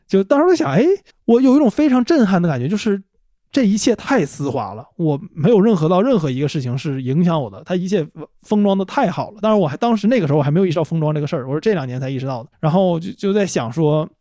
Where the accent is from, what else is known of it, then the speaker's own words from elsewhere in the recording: Changchun, Jilin, China; 那个作曲就是那个作者